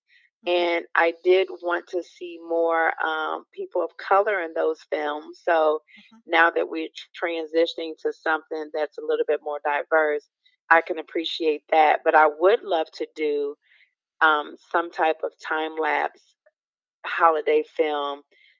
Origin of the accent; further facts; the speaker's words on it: Chicago, Illinois, United States; moved away as an adult; also born or lived in Milwaukee / Atlanta; now in California, United States; from Chicago. No, I'm not a native of California. I've been here for about a couple, like maybe 2 decades since I believe shortly after 9/11. But I'm a Midwest girl by heart. I'm Chicago by way of Milwaukee and live some in Atlanta.